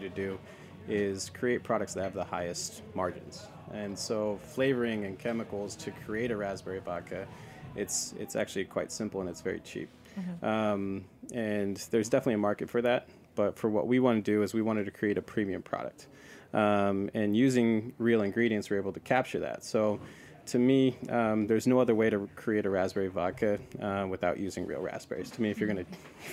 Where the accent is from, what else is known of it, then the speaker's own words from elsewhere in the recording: the Northwest, Pacific Northwest, United States; But I grew up in the Northwest. That's where I'm from.